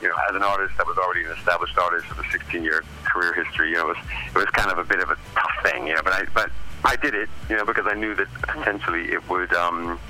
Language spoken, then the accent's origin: English; United States; moved away as an adult; now in England; I'm an American who has spent the last 20 years in England